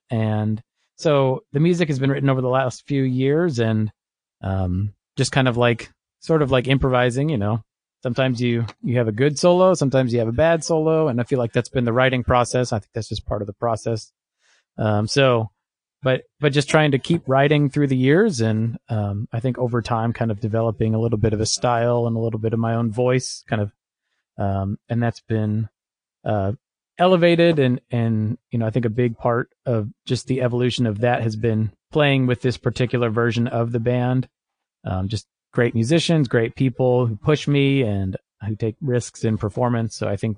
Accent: Kansas City, United States; also born or lived in Chicago; Sure. Yeah, so I grew up in, well, I was born outside of Chicago, and we moved to Kansas City when I was young. So I grew up here

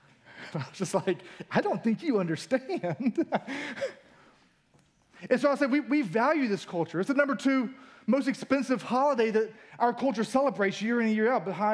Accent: United States; we as an American culture

